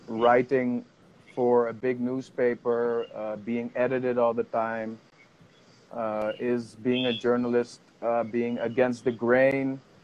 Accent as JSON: {"language": "English", "town": "Amsterdam", "region": "North Holland", "country": "Netherlands", "moved": "as an adult", "lives_now": "Himachal Pradesh, India", "said": "I'm 31 and I'm from Amsterdam, from the Netherlands"}